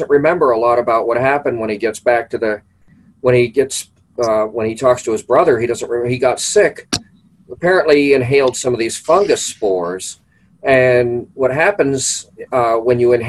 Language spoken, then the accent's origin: English; Pittsburgh, Pennsylvania, United States; now in near Cleveland, United States; I grew up in Pittsburgh